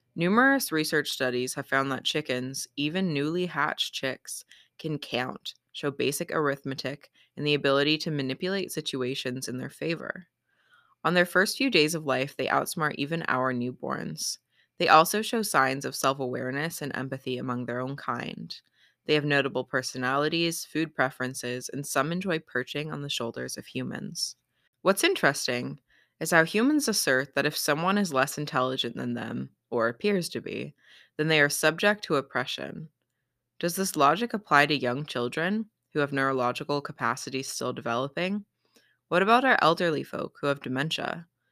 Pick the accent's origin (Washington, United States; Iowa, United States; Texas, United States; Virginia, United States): Washington, United States; Battle Ground; my hometown of Battleground, Washington